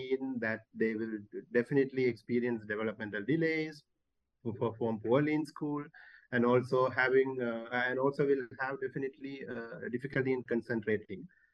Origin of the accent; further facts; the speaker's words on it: Sri Lanka; I'm from Sri Lanka